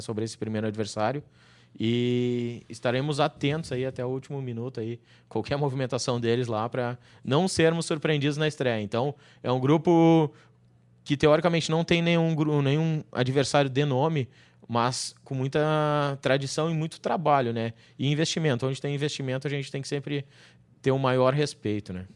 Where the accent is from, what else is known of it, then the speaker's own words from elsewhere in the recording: Caxias do Sul, Rio Grande do Sul, Brazil; moved away as an adult; now in Porto Alegre, Brazil; Minha cidade natal, Caxias do Sul